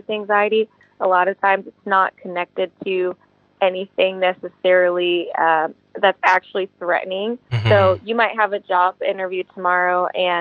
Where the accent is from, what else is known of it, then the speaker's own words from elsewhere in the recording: Manassas, Virginia, United States; also born or lived in Charlottesville, Virginia; now in California, United States; I am from Manassas, Virginia. That's where I grew up predominantly in my youth.